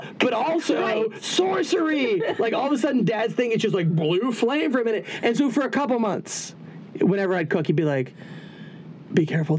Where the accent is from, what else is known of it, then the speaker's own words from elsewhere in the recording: Florida, United States; Yeah, so, I'm from Florida.